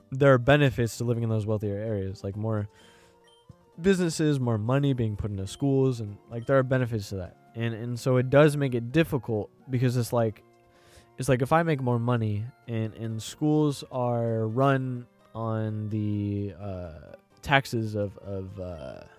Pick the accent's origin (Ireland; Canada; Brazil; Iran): Ireland; I'm Irish and and uh, I know in Ireland uh Britain Britain, Ireland, Brit, the British and Irish, they have beef